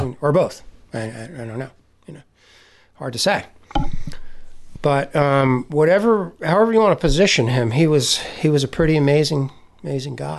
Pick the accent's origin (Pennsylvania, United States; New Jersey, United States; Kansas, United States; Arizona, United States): New Jersey, United States; near Menlo Park; I grew up in New, right near Menlo Park in New Jersey.